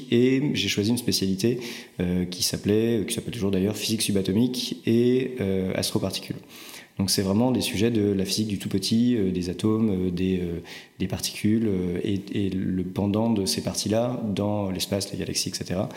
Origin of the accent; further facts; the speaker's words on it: Rennes, Brittany, France; also born or lived in Strasbourg; je suis rennais, absolument.